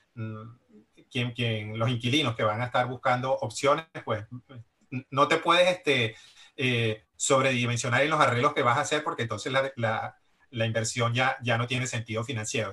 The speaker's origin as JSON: {"language": "Spanish", "country": "Venezuela", "also_born_or_lived": "Barcelona, Spain", "moved": "as an adult", "lives_now": "Miami, United States", "said": "soy venezolano, también emigré desde Venezuela"}